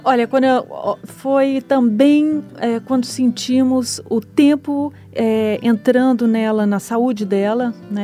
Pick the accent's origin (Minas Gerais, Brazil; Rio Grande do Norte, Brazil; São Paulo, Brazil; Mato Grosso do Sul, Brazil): Minas Gerais, Brazil; Eu sou mineira